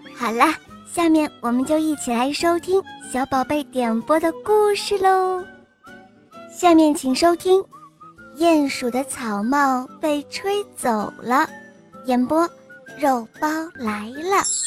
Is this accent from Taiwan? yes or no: no; Liaoyuan, Jilin, China; 我六十来岁了，我来这辽源